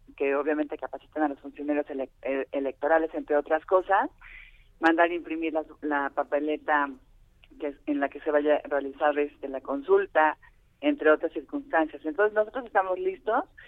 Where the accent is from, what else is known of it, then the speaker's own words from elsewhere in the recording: Mexico; nosotros claros como como mexicanas y mexicanos